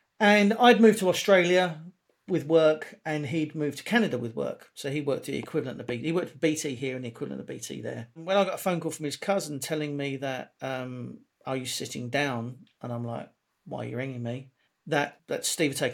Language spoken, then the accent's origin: English; London, United Kingdom; I was born in South London, grew up in a pretty lively part of South London